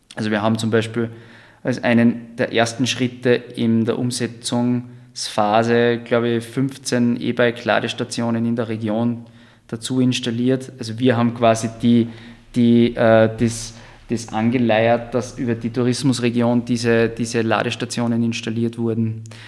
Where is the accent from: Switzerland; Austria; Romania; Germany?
Austria; Styria; moved away as an adult; also born or lived in Vienna, Austria; now in Zell am See, Austria; ich bin aus der Steiermark eigentlich habe vorher in Wien